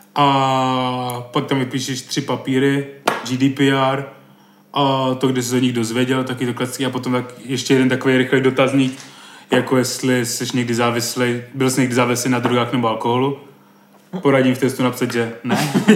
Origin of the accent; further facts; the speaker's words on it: Brno, South Moravian Region, Czechia; podle přízvuku a toho, jak mluvím a že jsem z Brna